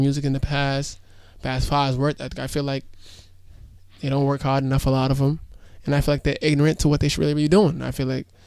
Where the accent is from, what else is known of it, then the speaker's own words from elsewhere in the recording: Rhode Island, United States; I embrace my hometown